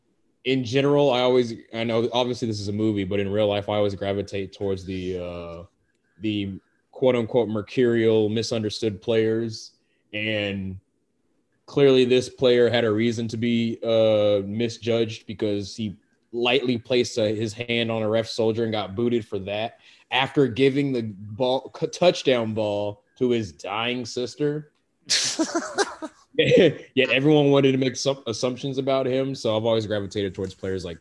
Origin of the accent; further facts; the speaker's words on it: the South, United States; I'm from the South.